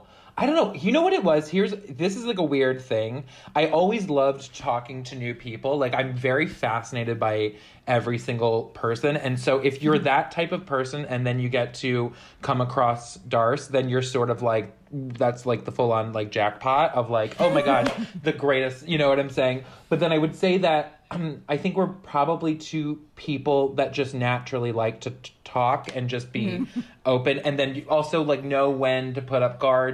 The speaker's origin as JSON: {"language": "English", "town": "Baltimore", "region": "Maryland", "country": "United States", "said": "I'm from Maryland. I'm from Baltimore."}